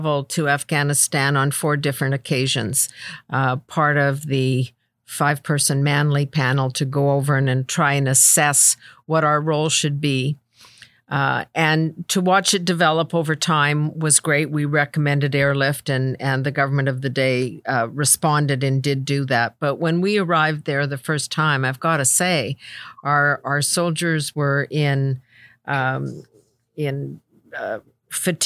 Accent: Canada; as a Canadian

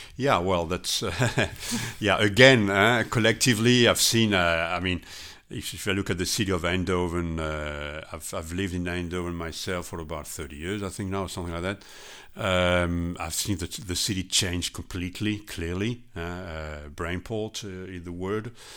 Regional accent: Strasbourg, Grand Est, France; English is a second language; moved away as an adult; now in Netherlands; I'm originally from France, Strasbourg, but, uh, I lived for, uh, forty-one years in the Netherlands

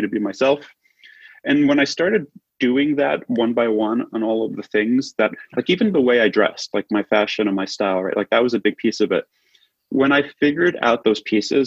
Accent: New York City, New York, United States; moved away as an adult; also born or lived in Manhattan; now in Los Angeles, United States; I was born and raised in Brooklyn

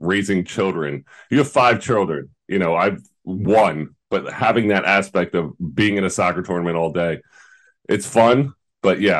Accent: United States; as an American kid

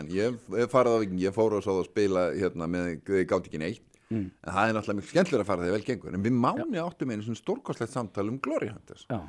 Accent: Reykjavík, Capital Region, Iceland; ég er úr Reykjavík

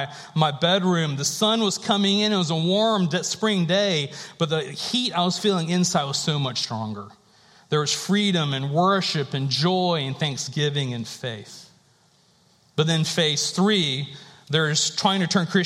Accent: North Carolina, United States; I was born and raised in North Carolina

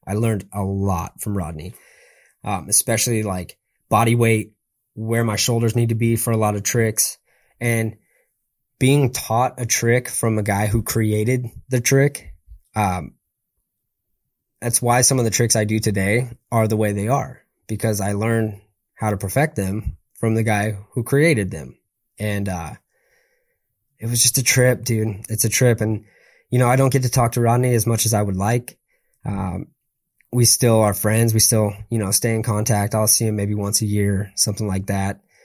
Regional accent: San Clemente, California, United States; I'm from San Clemente, you know, so it's like surf, skate, community

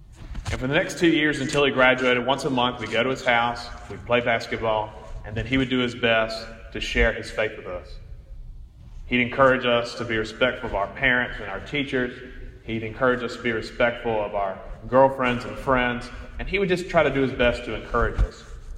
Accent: Montgomery, Alabama, United States; I grew up in Montgomery, Alabama, at Church of the Holy Spirit Parish

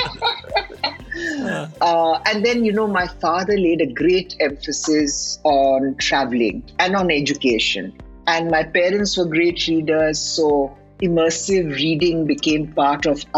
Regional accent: Lucknow, Uttar Pradesh, India; also born or lived in Lahore, Pakistan; I grew up in a city like Lucknow, although I was born in Lahore

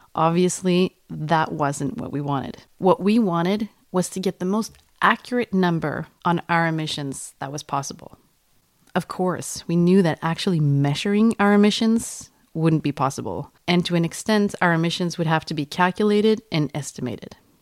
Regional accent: Sweden; English is a second language; we're all from Sweden

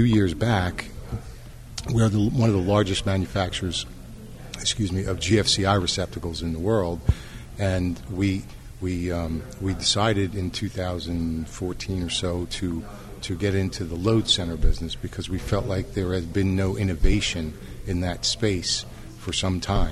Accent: New York City, New York, United States; moved away as an adult; also born or lived in Philadelphia; I was born and raised in New York City, raised my kids in Philadelphia

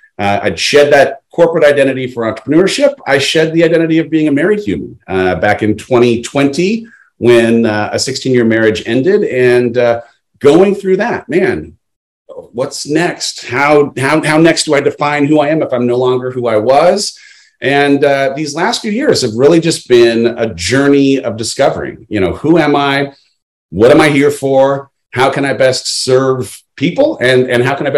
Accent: San Clemente, California, United States; moved away as an adult; also born or lived in Los Angeles; I grew up in Southern California, beach town, San Clemente

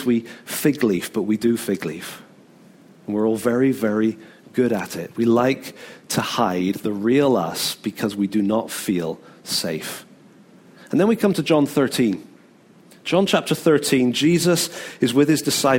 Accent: United Kingdom; we're British

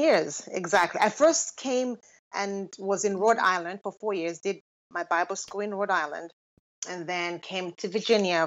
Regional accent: Lusaka, Lusaka Province, Zambia; moved away as an adult; now in United States; I was born and raised in Lusaka, Zambia

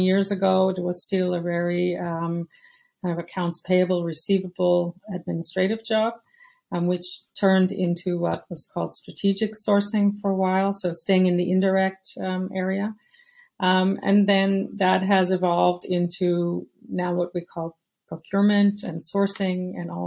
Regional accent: United States; moved away as an adult; now in Europe; I'm American, but I've been living in Europe for over 30 years now

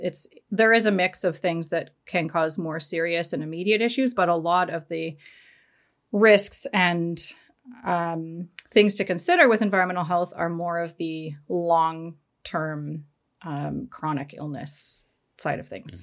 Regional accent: Canada; I'm from Canada.

